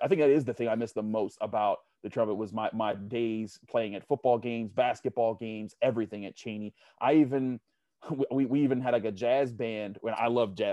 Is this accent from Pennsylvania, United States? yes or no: yes; Pittsburgh, Pennsylvania, United States; I grew up in Homewood, you know, on the Homewood Point Breeze fringe